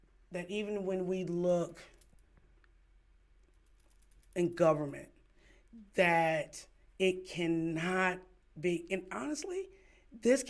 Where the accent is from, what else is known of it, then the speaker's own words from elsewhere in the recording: Kinston, North Carolina, United States; moved away; born and raised in Kinston